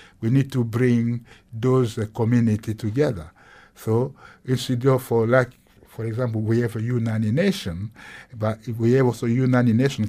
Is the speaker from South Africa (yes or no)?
yes; South Africa; I'm from South Africa.